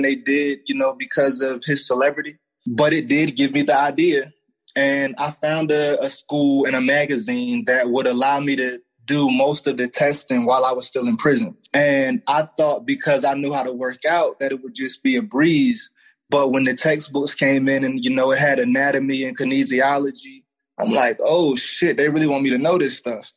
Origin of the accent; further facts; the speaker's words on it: Raleigh, North Carolina, United States; I'm from Raleigh, North Carolina